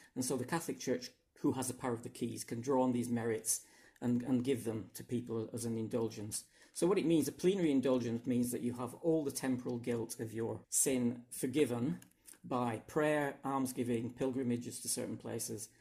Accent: England, United Kingdom; now in Hungary; I come from England, uh, but I now live in Hungary

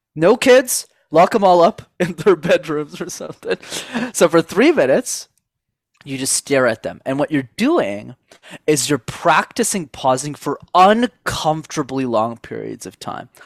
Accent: Montreal, Quebec, Canada; I grew up in Montreal in Canada

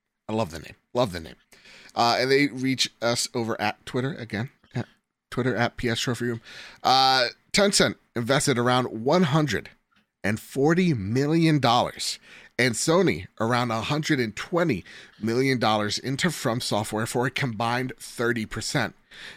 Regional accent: United States; We're American.

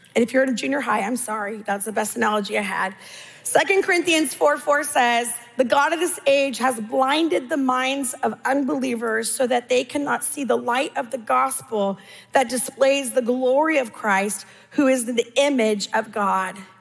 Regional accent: California, United States; I'm Californian.

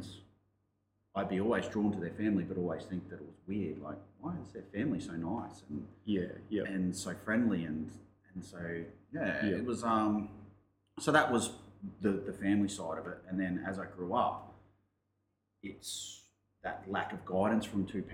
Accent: Brisbane, Queensland, Australia; I grew up in Brisbane.

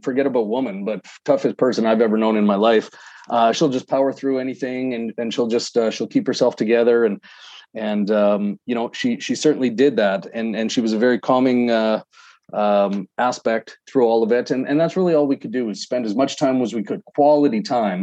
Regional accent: Calgary, Alberta, Canada; now in Edmonton, Canada; Calgary, my hometown

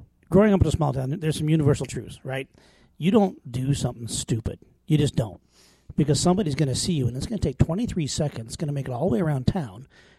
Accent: Lingle, Wyoming, United States; born or raised there; moved away

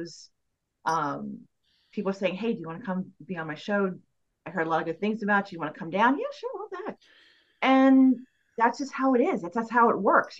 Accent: Mansfield, Massachusetts, United States; I was doing a show in Mansfield, my hometown

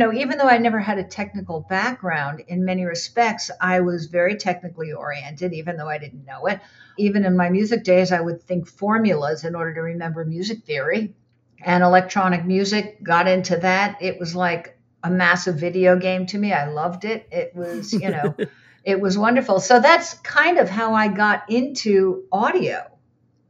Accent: United States; moved away as an adult; also born or lived in Boston; now in Los Angeles, United States; I'm from the New York, New Jersey area

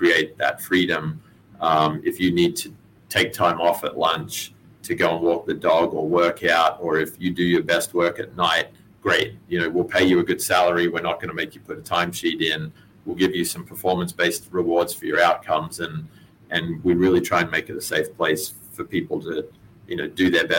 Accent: Texas, United States; Very deep roots. Yeah, I'm actually Texan. So you're not going to get a Texan girl to Australia for very long.

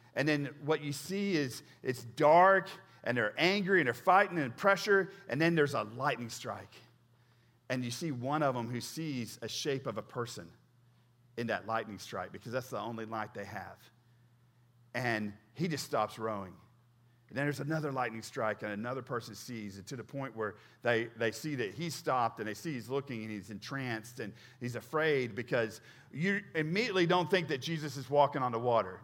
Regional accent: Oklahoma, United States; moved away; when I first came here, I'm from Oklahoma

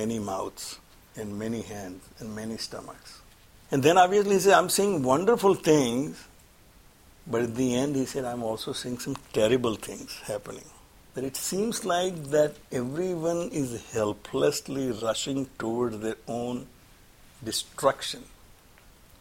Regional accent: Surat, Gujarat, India; moved away; I'm from Gujarat, obviously. Well, we're in Gujarat, I'm Surat

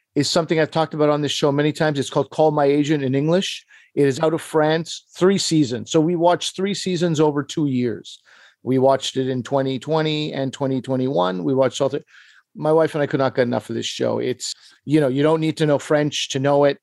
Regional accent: Pakistan; I am Pakistani

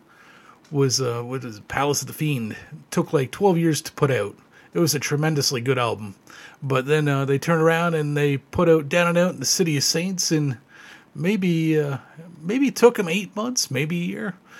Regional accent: Ontario, Canada; growing up in Ontario, there was a Tobermory there

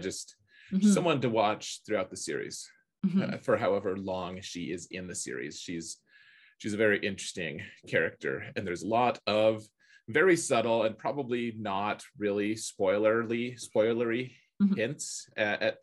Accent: Wyoming, United States; moved away; I grew up in Wyoming, but it's still pretty small compared to the places I've been

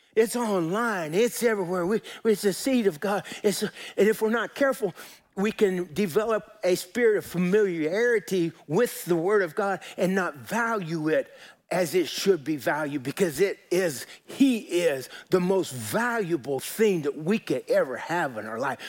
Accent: Colorado, United States; I grew up in Colorado

